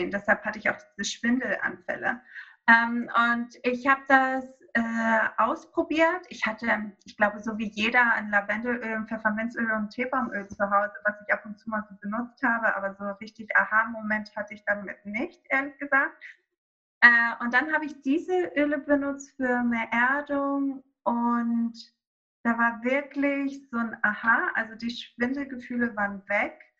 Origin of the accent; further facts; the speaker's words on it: Greece; now in Hamburg, Germany; Ich bin in Griechenland aufgewachsen, auf einer kleinen Insel. Ähm, äh, aber meine Mutter ist Deutsche und mein Vater ist Grieche und so bin ich zweisprachig aufgewachsen und jetzt seit 2011 halt hier in Hamburg.